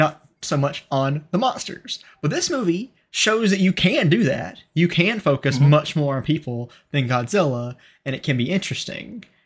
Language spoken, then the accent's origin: English; United States; as an American